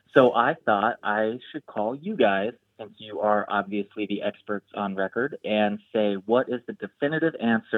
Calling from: Chicago, Illinois, United States; Hey, Grant, this is … I'm calling from Chicago.

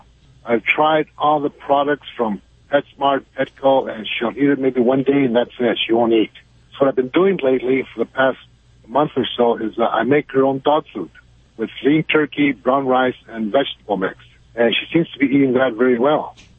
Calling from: Pico Rivera, California, United States; I'm calling from Pico Rivera, California.

